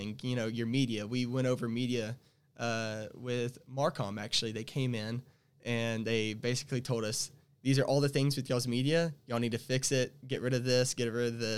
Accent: Devers, Texas, United States; from a small town called Devers, Texas

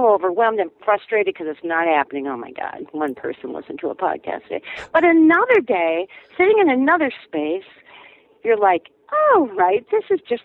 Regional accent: Minnesota, United States; moved away as an adult; now in Wisconsin, United States; I'm a Minnesotan who's temporarily transplanted to Wisconsin, feeling a little bit homesick

